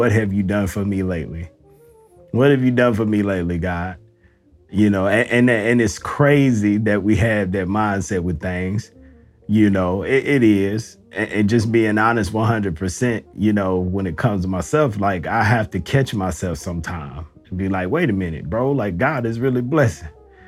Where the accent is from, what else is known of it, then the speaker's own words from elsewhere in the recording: the South, United States; I'm from the South